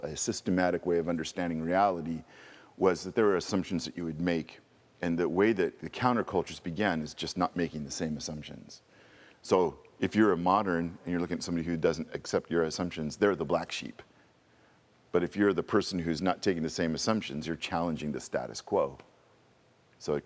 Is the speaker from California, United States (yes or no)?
yes; California, United States; I was born in California in 61